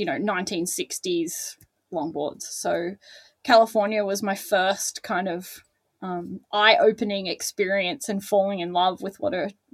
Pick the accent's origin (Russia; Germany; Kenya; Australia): Australia; Newcastle, New South Wales; moved away as an adult; now in Torquay, Australia; I grew up in Newcastle